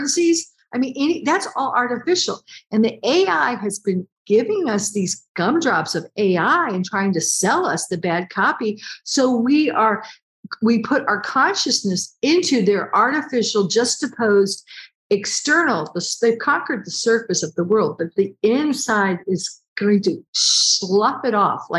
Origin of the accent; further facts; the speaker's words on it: United States; I'm American